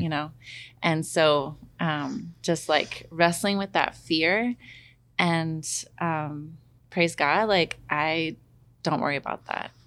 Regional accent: Corbett, Oregon, United States; I grew up in Corbett, Oregon

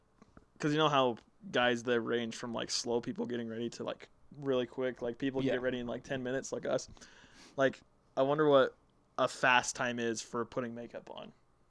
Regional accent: Draper, Utah, United States; I grew up in Draper.

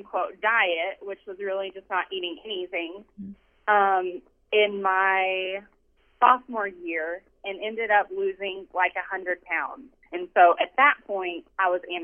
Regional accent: Amarillo, Texas, United States; I grew up in Amarillo, Texas, and I had an alcoholic father

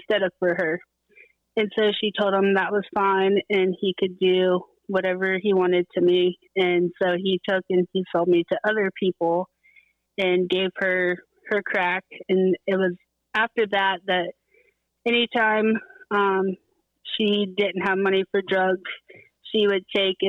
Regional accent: Central Florida, United States; I grew up in Central Florida

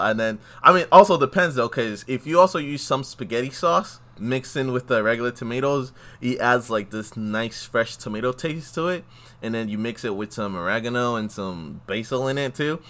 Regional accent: Houston, Texas, United States; moved away; also born or lived in Los Angeles; I'm from Houston, Texas

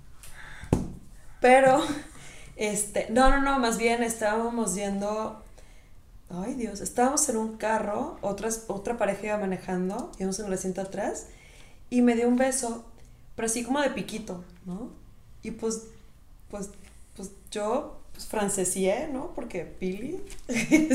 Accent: Mérida, Yucatán, Mexico; la ciudad en donde yo nací

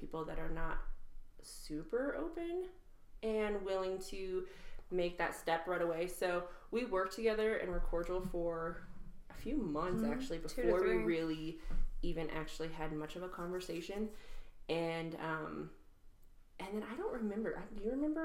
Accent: Wyoming, United States; Born and raised in Wyoming

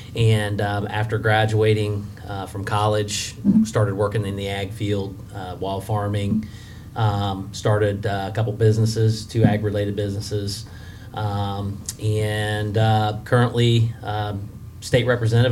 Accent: West Alexandria, Ohio, United States; born and raised in West Alexandria in Preble County

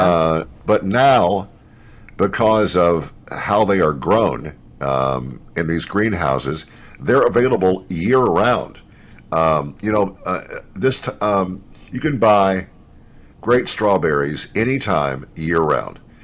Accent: Louisville, Kentucky, United States; now in Memphis, United States; it was in Louisville, where I, where uh, I was born

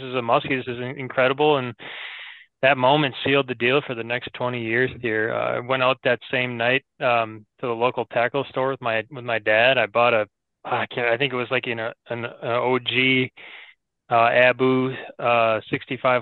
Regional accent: Minneapolis, Minnesota, United States; I grew up in the Twin Cities

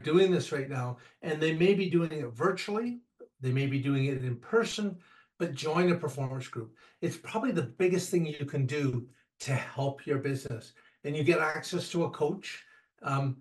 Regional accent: Canada; I'm Canadian

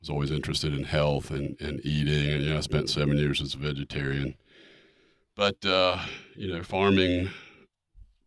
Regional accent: Charlotte, North Carolina, United States; I grew up in Charlotte

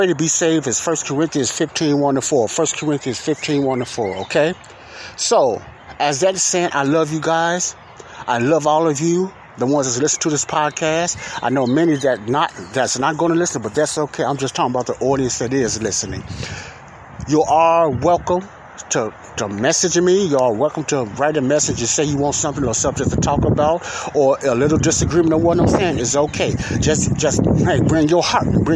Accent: United States; I'm an American. I'm born in America

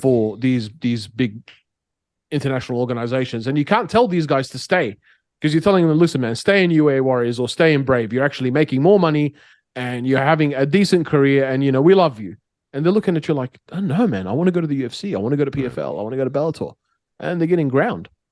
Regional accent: Australia; now in Middle East; I'm Australian

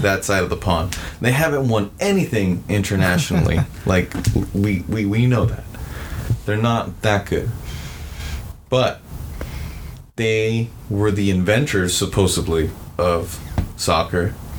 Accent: United States; being American

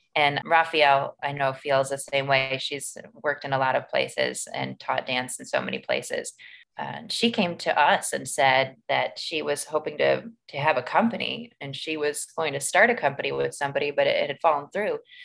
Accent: Maumee, Ohio, United States; I grew up in Maumee

